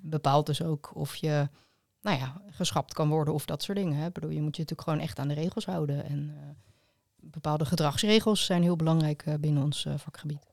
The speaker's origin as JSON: {"language": "Dutch", "town": "Leiderdorp", "region": "South Holland", "country": "Netherlands", "said": "Allebei uit Leiderdorp"}